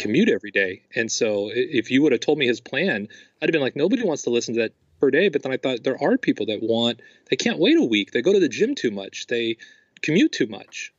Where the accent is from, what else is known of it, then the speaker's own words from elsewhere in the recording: Los Angeles, California, United States; I'm from Los Angeles